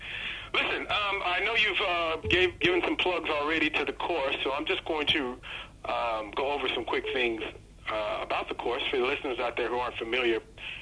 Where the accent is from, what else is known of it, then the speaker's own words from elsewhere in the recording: Los Angeles / San Francisco region, California, United States; also born or lived in Las Vegas, Nevada; now in Sydney, Australia; I was born in Las Vegas, but I was brought up in the L.A., San Francisco region.